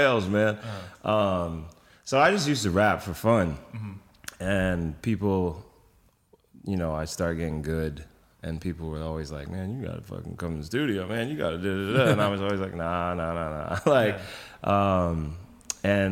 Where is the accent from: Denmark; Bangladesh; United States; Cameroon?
United States; New York City, New York; I grew up in Brooklyn